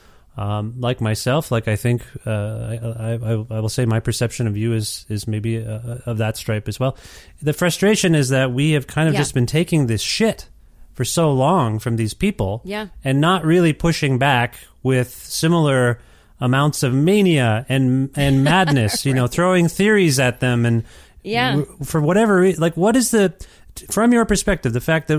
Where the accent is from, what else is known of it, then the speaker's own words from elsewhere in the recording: Canada; also born or lived in Ontario; now in Edmonton, Canada; As a Canadian